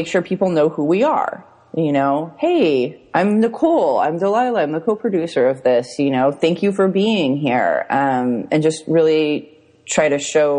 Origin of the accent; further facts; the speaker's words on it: Orange County, California, United States; also born or lived in San Francisco / Los Angeles; I grew up in Orange County and then I moved to San Francisco and then I moved to LA and Hollywood and then I moved back to Orange County.